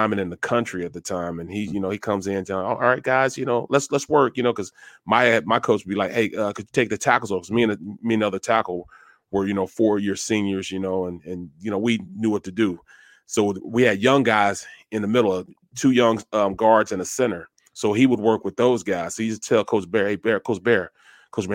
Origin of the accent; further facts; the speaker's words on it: Manhattan, Kansas, United States; moved away; I'm from the Little Apple, Manhattan